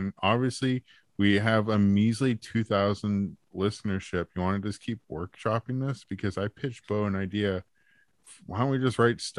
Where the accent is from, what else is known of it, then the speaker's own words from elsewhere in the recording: Canada; We're Canadian.